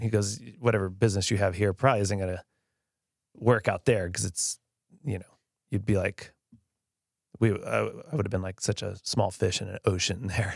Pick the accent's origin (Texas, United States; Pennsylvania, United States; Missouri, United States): Texas, United States; Grapevine; I grew up in Grapevine